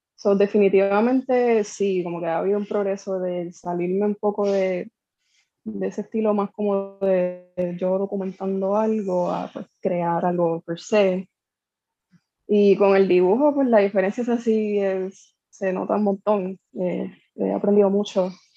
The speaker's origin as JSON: {"language": "Spanish", "town": "Corozal", "country": "Puerto Rico", "also_born_or_lived": "San Juan", "moved": "yes", "lives_now": "Bayamón, Puerto Rico", "said": "estoy viviendo acá, llevo años viviendo acá, pero soy de Corozal originalmente"}